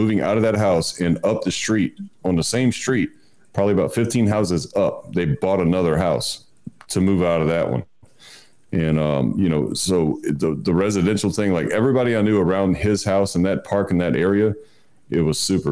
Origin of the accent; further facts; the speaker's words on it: South Louisiana, United States; I grew up in South Louisiana, and it was on a peninsula